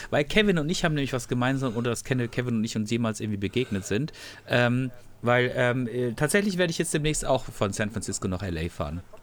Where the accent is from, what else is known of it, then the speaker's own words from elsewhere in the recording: Freiburg, Baden-Württemberg, Germany; ich komme aus Freiburg